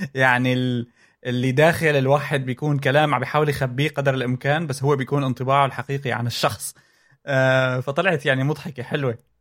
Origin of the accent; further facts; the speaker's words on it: Syria; moved away; لما كنت انا ب عندنا بسوريا